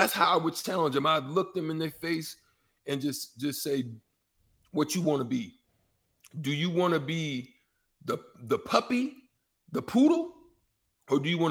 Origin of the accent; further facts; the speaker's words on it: Dallas, Texas, United States; moved away; also born or lived in Nebraska / Omaha; straight out of South Dallas.